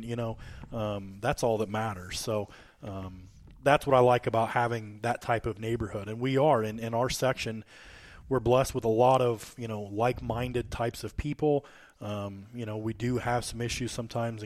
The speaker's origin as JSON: {"language": "English", "town": "Warsaw", "region": "Illinois", "country": "United States", "said": "I'm from Warsaw. This is, you know, between Hamilton and Nauvoo"}